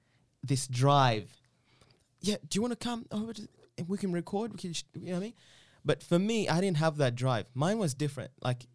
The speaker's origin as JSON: {"language": "English", "region": "Eastern Region", "country": "Uganda", "said": "I'm originally from Uganda."}